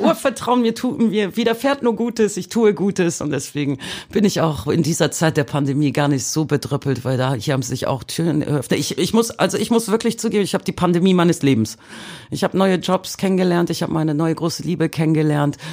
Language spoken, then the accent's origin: German; Bremen, Germany; moved away as an adult; also born or lived in Poland (roots); now in Hamburg, Germany; in meiner Heimatstadt Bremen